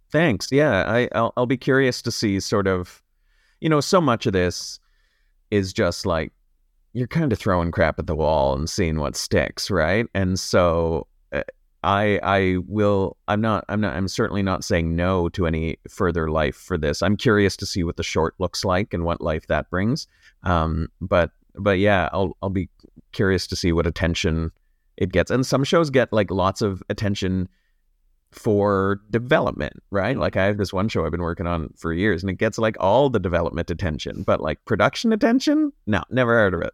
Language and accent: English; Sault Ste. Marie, Ontario, Canada; I'm from Sault Ste. Marie